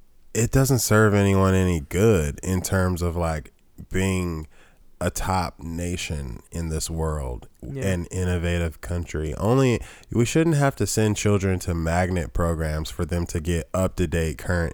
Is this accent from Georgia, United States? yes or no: yes; Atlanta, Georgia, United States; and I'm from Atlanta. I speak like this.